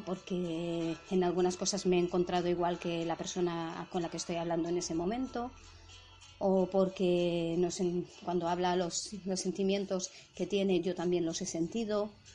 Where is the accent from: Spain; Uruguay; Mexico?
Spain; Catalonia; first language Catalan; Spanish is a second language; nosotras somos catalanas